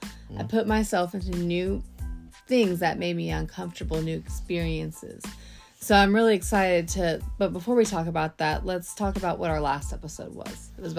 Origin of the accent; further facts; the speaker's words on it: Texas, United States; we're from Texas